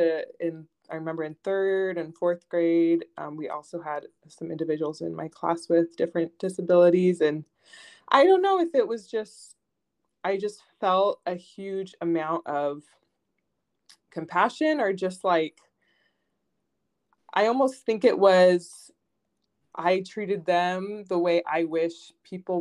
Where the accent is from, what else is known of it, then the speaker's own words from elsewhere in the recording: Southern California, United States; So I was born and raised in Southern California